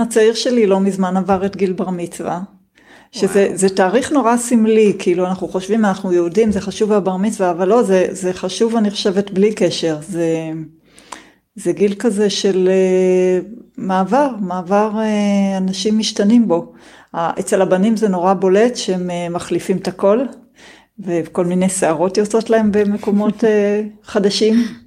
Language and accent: Hebrew; Israel; השנים שלי כילדה בקיבוץ